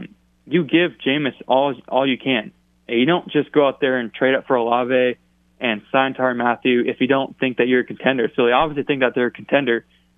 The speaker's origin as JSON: {"language": "English", "region": "California", "country": "United States", "tie": "born or raised there", "also_born_or_lived": "Louisiana", "moved": "yes", "lives_now": "Oregon, United States", "said": "I grew up in California and then moved to Oregon. So I'm a West Coast kid, but I'm a Southern kid by heart."}